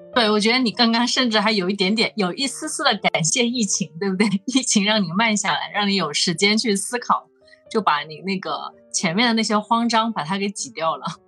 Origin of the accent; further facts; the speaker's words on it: Hunan, China; moved away as an adult; also born or lived in Shenzhen; 走出来的一个人，我是湖南人，然后我应该是，嗯，从来没有想过要去回到湖南去工作